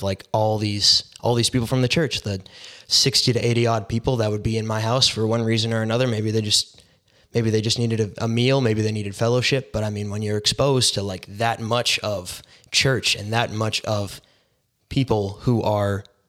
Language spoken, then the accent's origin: English; Surrey, British Columbia, Canada; I'm 19 years old. I grew up in Surrey, BC.